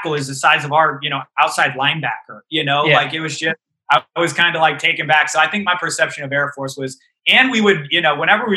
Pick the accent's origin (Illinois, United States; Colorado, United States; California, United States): Colorado, United States; these are my hometown fans